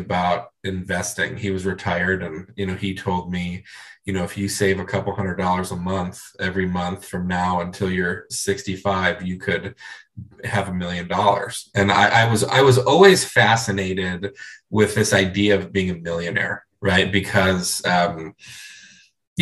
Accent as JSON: {"language": "English", "town": "Cleveland", "region": "Ohio", "country": "United States", "tie": "born or raised there", "moved": "yes", "said": "I grew up in Cleveland, Ohio"}